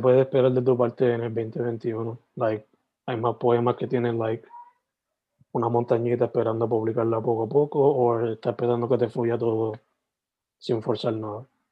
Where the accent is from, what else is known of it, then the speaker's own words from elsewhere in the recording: Sabana Grande, Puerto Rico; also born or lived in San Germán; nací en San Germán, pero criado for the most part en Sabana Grande